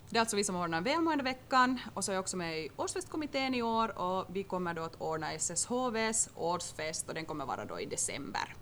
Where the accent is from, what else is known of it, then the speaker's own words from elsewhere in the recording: Turku, Southwest Finland, Finland; moved away as an adult; now in Vaasa, Finland; hem, hem för mig är ju egentligen Åbo